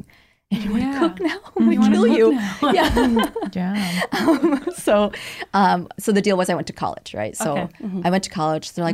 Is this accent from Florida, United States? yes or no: no; Orange County, California, United States; also born or lived in Vietnam / Malaysia; I grew up in Orange County.